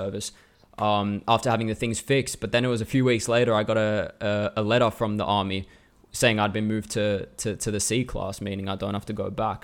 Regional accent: Melbourne, Victoria, Australia; also born or lived in Hong Kong; now in Finland; I was born in Melbourne in two thousand, so I'm Australian

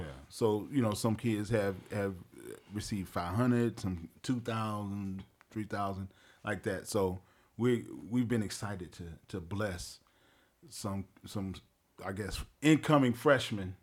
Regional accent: Wilmington, North Carolina, United States; I am originally from Wilmington, North Carolina

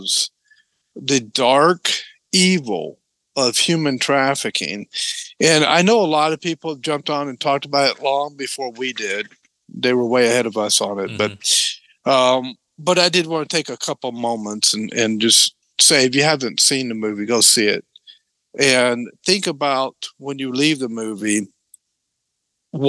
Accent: Tennessee, United States; moved away; I grew up in Tennessee

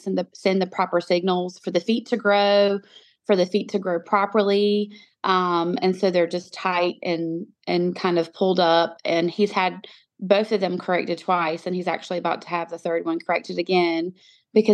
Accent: North Carolina, United States; moved away as an adult; also born or lived in Utah; I moved my pregnant self and my two little girls back to North Carolina.

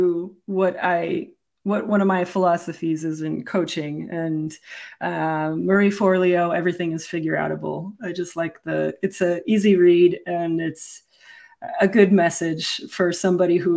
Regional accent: Kuwait; moved away; I was born in Kuwait.

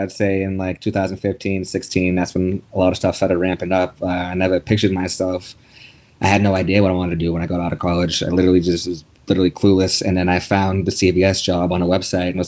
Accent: Boston, Massachusetts, United States; I was born in Boston

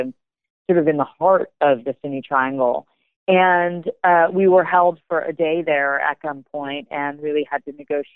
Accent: United States; I am American

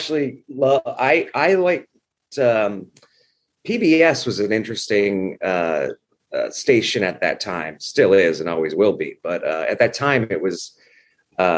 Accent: Los Angeles, California, United States; also born or lived in Cleveland, Ohio; I was born in Cleveland, Ohio. My parents grew up there, but they moved us out to Los Angeles when I was about three. So I grew up

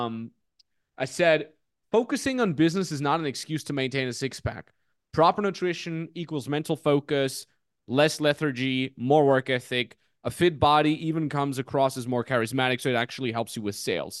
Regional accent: Austria; We grew up in the Austrian Alps. But I'll say Salzkammergut

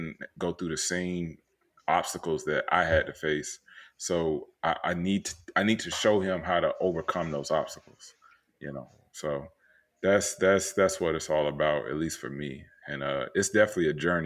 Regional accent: Tampa, Florida, United States; moved away as an adult; also born or lived in Orlando, Florida; now in Austin, United States; I was born and raised in Florida. Like, you know, I grew up in Tampa

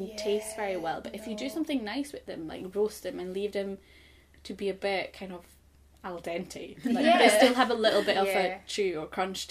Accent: Sweden; moved away; I'm from Sweden, and we don't have the same Christmas dinner in Sweden, obviously

